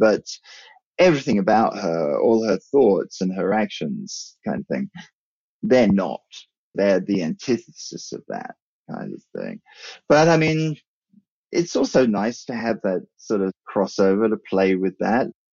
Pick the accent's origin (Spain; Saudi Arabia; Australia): Australia; also born or lived in England / New Zealand; I'm English by birth, and we emigrated to Australia when I was about six. And after I finished high school there, I went back to England